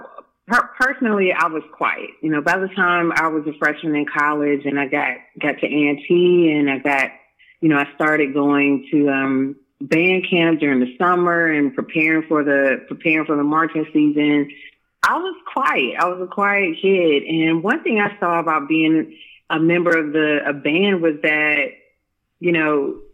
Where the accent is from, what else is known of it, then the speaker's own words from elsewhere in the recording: Durham, North Carolina, United States; I'm originally from Durham, North Carolina